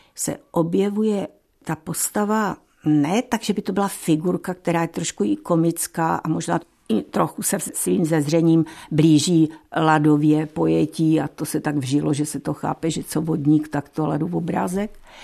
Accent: Frýdlant nad Ostravicí, Moravian-Silesian Region, Czechia; já jsem z Friedlandu nad Ostravicí

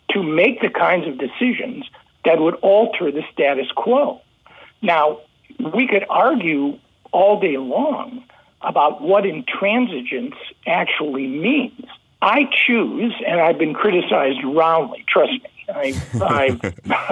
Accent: United States; as an American

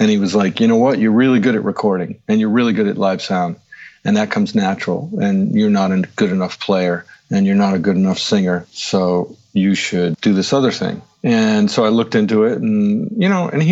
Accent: outside of Providence, Rhode Island, United States; moved away as an adult; also born or lived in Boston, Massachusetts / New York; I grew up outside of Providence, Rhode Island.

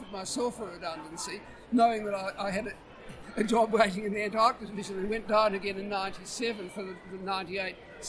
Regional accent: Argyllshire, Scotland, United Kingdom; also born or lived in Canberra, Australia; now in Hobart, Australia; having been born in Argyllshire

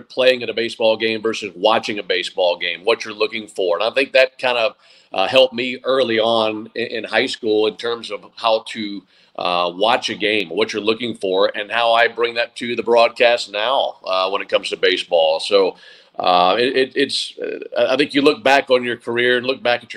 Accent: Madison, Mississippi, United States; moved away as an adult; also born or lived in Eugene, Oregon; now in Atlanta, United States; I grew up in Madison, Mississippi

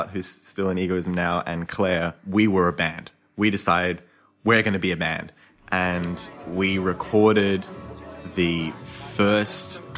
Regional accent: Sydney, New South Wales, Australia; I grew up in Marrickville

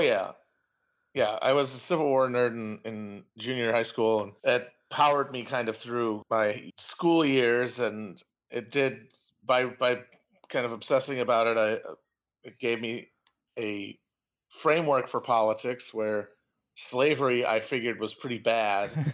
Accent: Wisconsin, United States; also born or lived in Bushwick, Brooklyn, New York; now in New York, United States; I'm from Wisconsin, uh, the town for making a murderer specifically

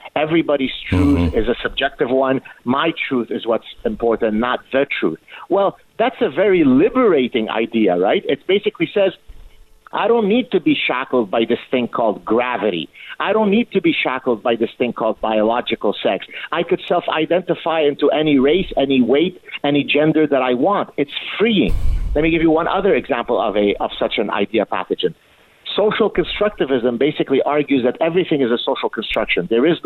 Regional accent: Canada; I say we, by the way, I'm Canadian. But maybe an honorary American, right?

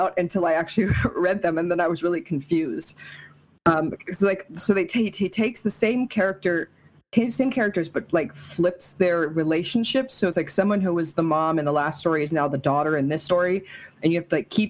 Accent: Nevada, United States; I am from Nevada

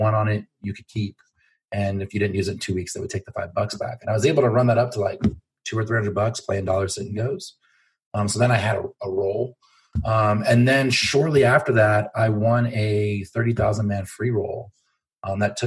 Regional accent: Los Angeles, California, United States; moved away; I'm from Los Angeles originally

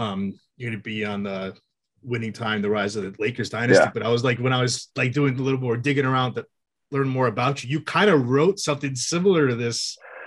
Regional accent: Massachusetts, United States; we grew up in Massachusetts

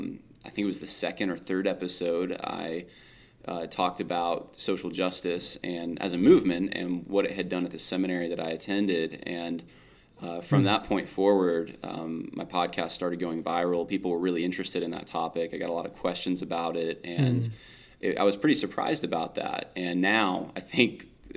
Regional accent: California, United States; now in New York, United States; My dad took a church out in New York. We're originally from California, actually. So we're a little more, it's a culture difference

